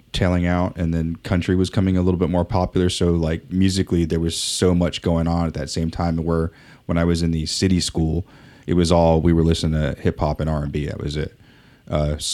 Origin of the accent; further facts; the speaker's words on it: Southern California, United States; growing up in Southern California at that time.